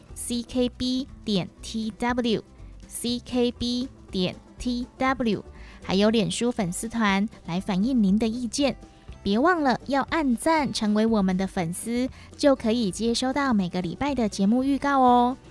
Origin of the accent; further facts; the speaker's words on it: Taiwan; 盖学校让我们台湾人来读书好像很棒诶